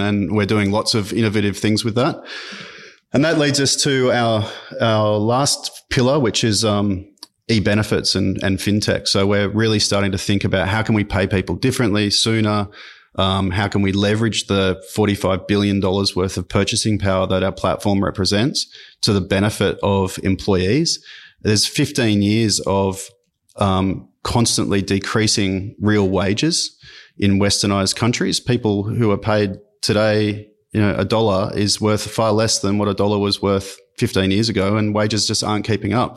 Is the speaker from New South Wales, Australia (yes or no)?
yes; Sydney, New South Wales, Australia; also born or lived in Armidale, New South Wales / London; so I grew up in Sydney, um, uh, in French's Forest.